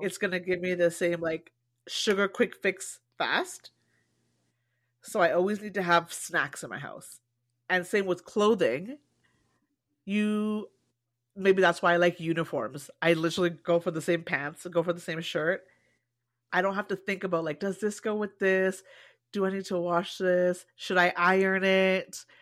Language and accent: English; Canada; I've always felt too Canadian to be African and too African to be Canadian